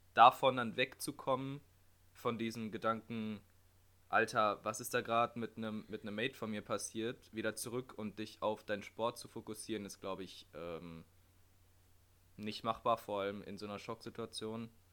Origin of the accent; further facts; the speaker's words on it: Germany; in der Heimat, also bei uns in Deutschland